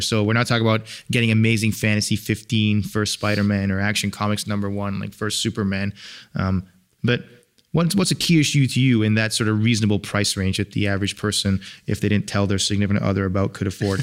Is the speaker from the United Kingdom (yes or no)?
yes; England, United Kingdom; moved away; I'm from England, and I would go back